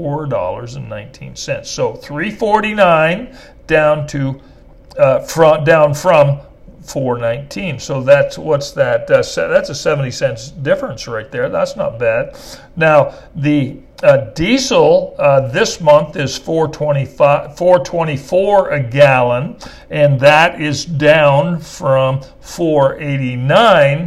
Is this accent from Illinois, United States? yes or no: no; Texas, United States; we are Texan